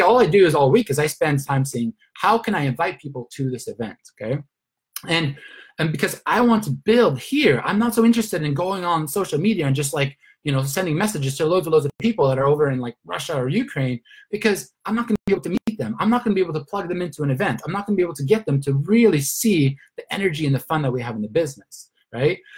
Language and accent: English; Sweden; moved away as an adult; also born or lived in Australia / Luxembourg / London / Turkey; now in Spain; I'm originally from Sweden